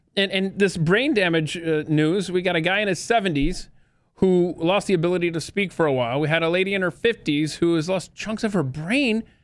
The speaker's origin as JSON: {"language": "English", "country": "United States", "said": "I'm an American"}